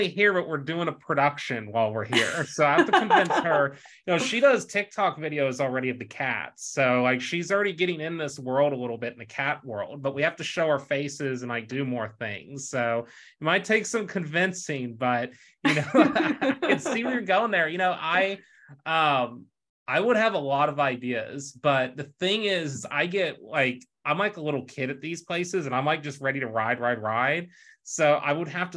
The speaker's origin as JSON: {"language": "English", "region": "Texas", "country": "United States", "tie": "born or raised there", "said": "growing up in Texas"}